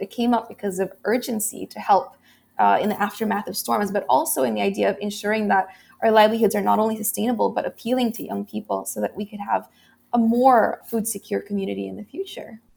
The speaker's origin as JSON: {"language": "English", "country": "Philippines", "tie": "born or raised there", "said": "this typhoon had destroyed about eighty percent of agricultural land in my hometown"}